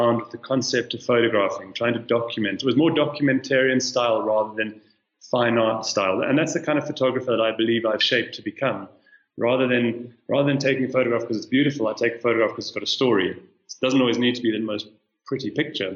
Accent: South Africa; moved away as an adult; now in Kenya; I'm South African, but I've been living in Kenya for the last year and a half

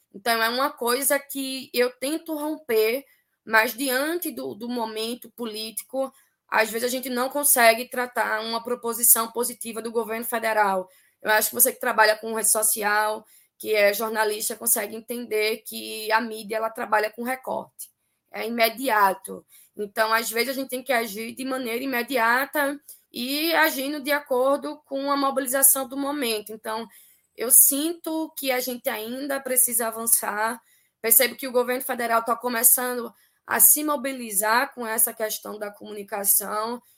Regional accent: Recife, Pernambuco, Brazil; a gente se intitula aqui, enquanto pernambucana, enquanto resifense, como um Pernambuco, meu país

